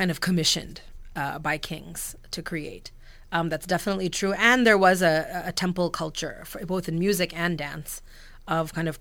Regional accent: United States; I grew up in America. I'm a diaspora kid

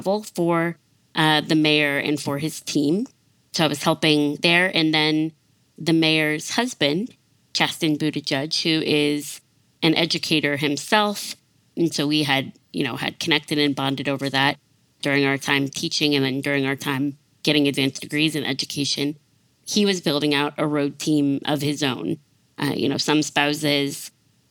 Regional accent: South Bend, Indiana, United States; moved away as an adult; also born or lived in Mississippi / Nashville, Tennessee; my hometown, South Bend, Indiana

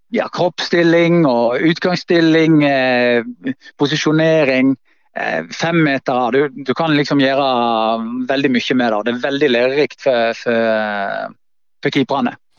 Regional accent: Voss, Vestland, Norway; moved away; also born or lived in Bergen; det trygge eh, hjemme på Voss

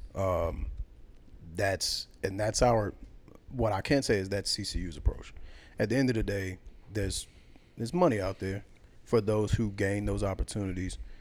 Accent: the South, United States; also born or lived in New York; I'm a Southerner by blood

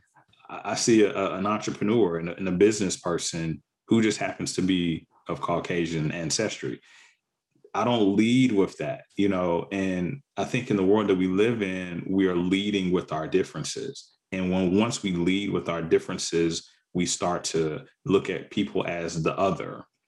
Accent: the South, United States; also born or lived in Mississippi / Arkansas; I grew up in the South in Mississippi and Arkansas, predominantly Black communities

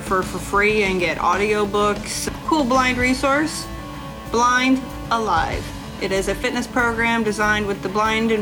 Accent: Missouri, United States; moved away; also born or lived in Alaska / Indiana; I was born and raised in Missouri

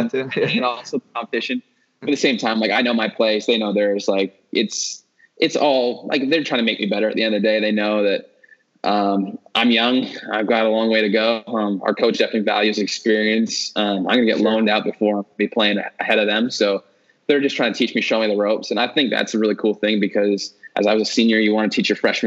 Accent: Aurora, Ontario, Canada; my town that I grew up in, Aurora, is actually a big hockey town

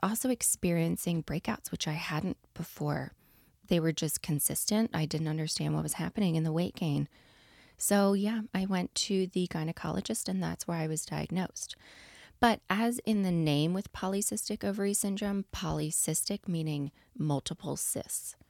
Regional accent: East Coast, United States; moved away; I'm from the East Coast

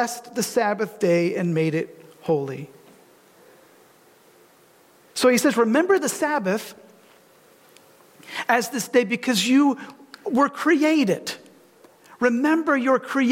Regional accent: Detroit, Michigan, United States; now in Grand Rapids, United States; I grew up in the Detroit area, actually between Ann Arbor and this Metro Detroit

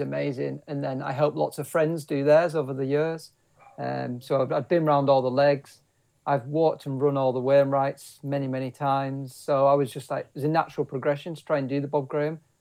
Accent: Kendal, North West England, United Kingdom; I was born and bred in the Lake District, so I was born in Kendal

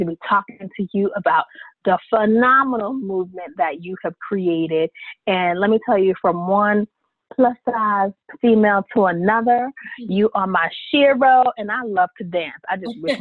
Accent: New York, United States; I'm a New Yorker

